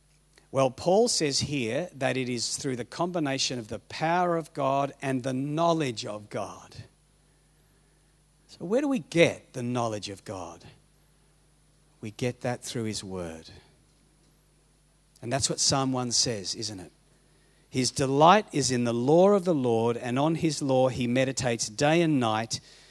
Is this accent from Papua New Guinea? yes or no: yes; Papua New Guinea; I grew up in Papua New Guinea. I was a missionary kid